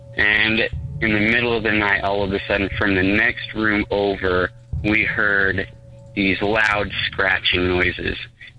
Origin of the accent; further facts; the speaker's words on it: Utah, United States; I'm from Utah, so safe guess, I am Mormon.